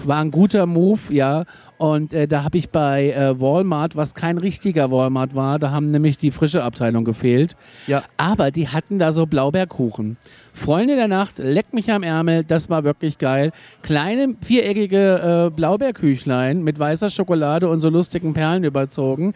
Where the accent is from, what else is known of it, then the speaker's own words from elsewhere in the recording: Aschaffenburg, Bavaria, Germany; bei uns in Aschaffenburg